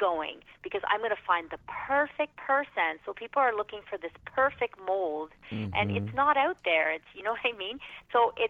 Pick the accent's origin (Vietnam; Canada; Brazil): Canada; Toronto, Ontario; I am from Toronto, Canada